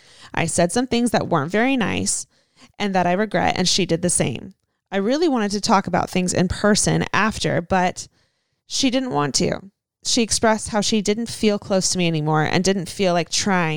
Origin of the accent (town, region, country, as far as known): San Diego, California, United States